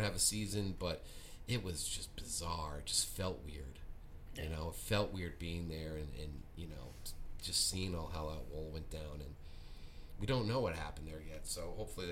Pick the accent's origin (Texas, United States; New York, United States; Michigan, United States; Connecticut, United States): Connecticut, United States; Woodbridge; I'm from Woodbridge.